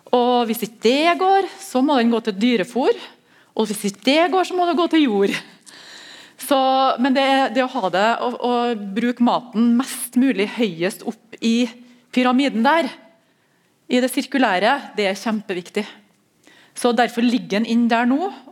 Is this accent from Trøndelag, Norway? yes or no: yes; Melhus, Trøndelag, Norway; jeg er fra Melhus